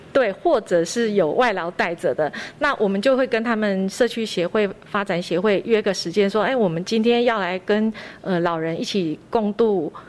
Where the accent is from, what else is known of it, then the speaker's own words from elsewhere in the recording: Beidou, Changhua County, Taiwan; 然后一直都没有离开过北斗